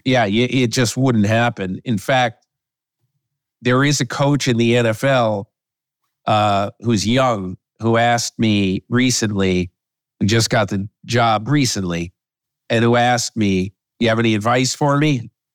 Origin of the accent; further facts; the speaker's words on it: Connecticut, United States; when I was a kid in the sixties growing up in Connecticut